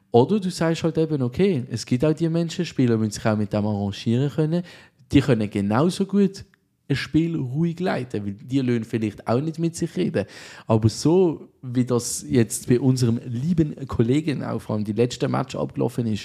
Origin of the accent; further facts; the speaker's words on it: Switzerland; Als Schweizer haben wir nichts Besseres